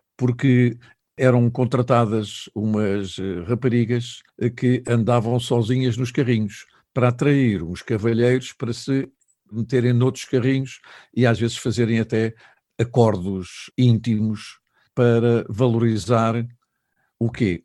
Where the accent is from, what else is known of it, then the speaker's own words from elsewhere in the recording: Lisbon, Portugal; desde muito miúdo que ia à Feira Popular, porque nasci na Avenida João Crisóstomo